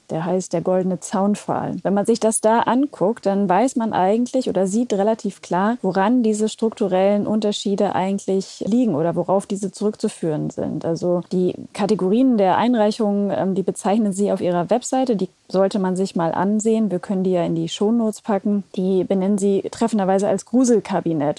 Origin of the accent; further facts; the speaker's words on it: West Germany, Germany; aufgewachsen in Westdeutschland